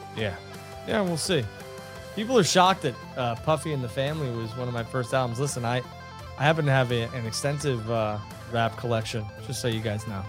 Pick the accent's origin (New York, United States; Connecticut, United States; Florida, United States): New York, United States; growing up in New York